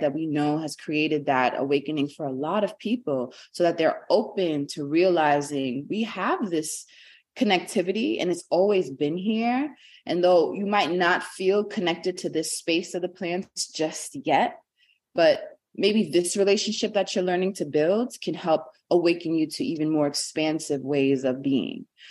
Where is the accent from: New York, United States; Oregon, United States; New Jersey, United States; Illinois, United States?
New York, United States; New York City; I was born and raised in Brooklyn, New York.